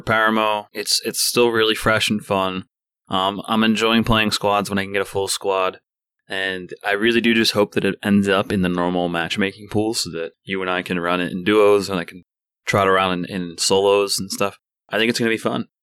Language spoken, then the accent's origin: English; Ireland; I'm Irish myself